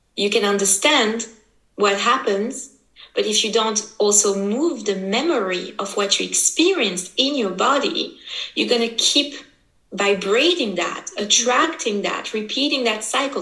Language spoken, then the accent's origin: English; French part of Switzerland, Romandy, Switzerland; I was born here in Switzerland. My mother is from Brazil, my father is from Italy, and just somehow I just happened to be born here and to be raised here, so in the French part of Switzerland.